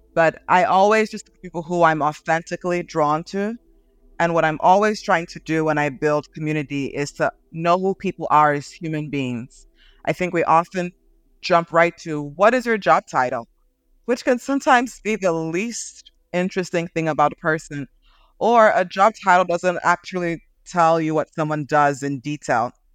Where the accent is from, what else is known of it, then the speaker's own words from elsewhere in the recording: Nigeria; also born or lived in Oklahoma, United States; now in United States; I grew up in, mostly in Nigeria. I was born in the States, born in Oklahoma, uh, but moved to Nigeria really young.